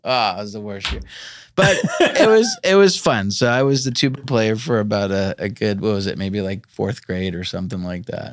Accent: Long Island, New York, United States; I grew up in New York, Long Island

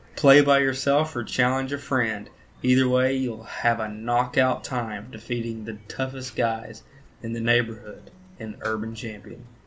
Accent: Loudon, Tennessee, United States; also born or lived in Philadelphia, Tennessee; growing up in Loudon and Philadelphia

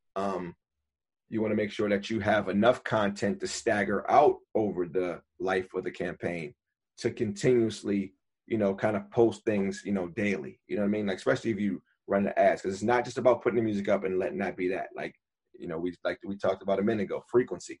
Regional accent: Buffalo, New York, United States; now in New York City, United States; I'm from Buffalo originally

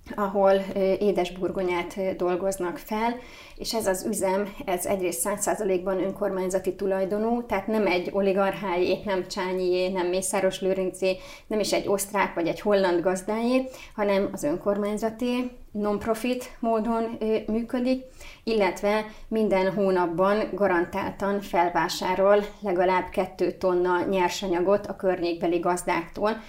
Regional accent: Hungary; mi magyarok vagyunk

